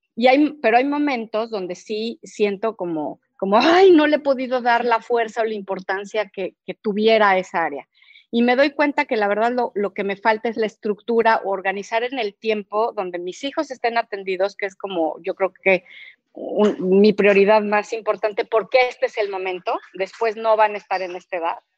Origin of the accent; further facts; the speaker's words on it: Cuernavaca, Morelos, Mexico; yo soy de Cuernavaca